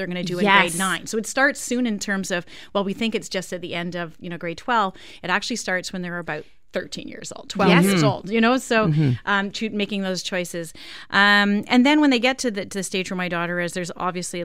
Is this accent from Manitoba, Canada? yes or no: yes; Winnipeg, Manitoba, Canada; moved away; I grew up in Winnipeg, so I didn't have grade 13